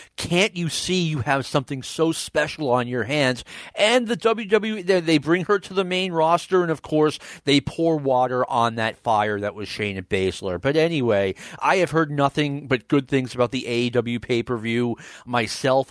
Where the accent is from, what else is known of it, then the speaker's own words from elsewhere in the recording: New York, United States; growing up in New York